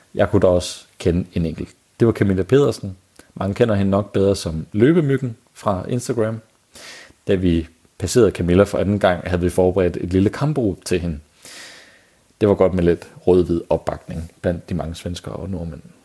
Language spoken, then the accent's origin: Danish; Denmark; som danskere